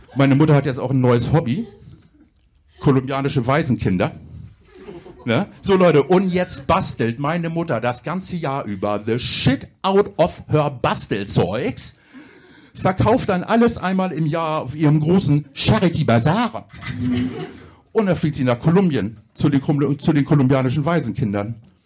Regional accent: Hamburg, Germany; moved away as an adult; now in Berlin, Germany; Ich komme ursprünglich aus Hamburg.

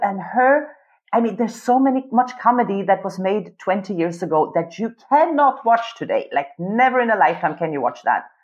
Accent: Sweden; English is a second language; moved away as an adult; now in Vienna, Austria; I've been living in Vienna since 20 years, and I grew up in Sweden.

